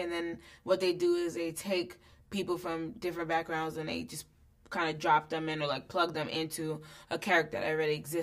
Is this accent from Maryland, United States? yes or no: no; New York City, New York, United States; I was from Brooklyn